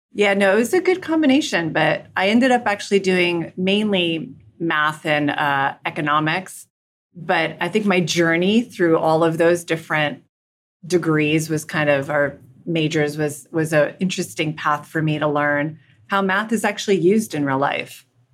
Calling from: Manhattan, New York, United States; I'm joining you from Lower Manhattan, right across from Statue of Liberty in the World Financial Center.

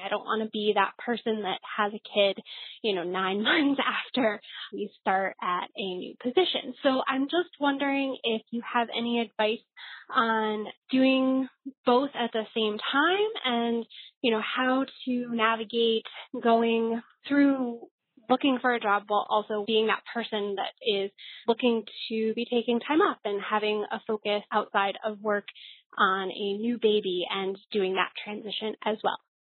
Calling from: New York City, New York, United States; I'm calling from the New York City area.

